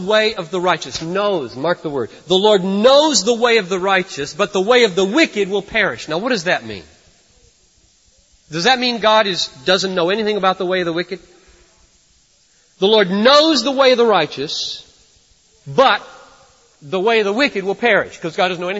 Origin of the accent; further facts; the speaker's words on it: United States; I'm an American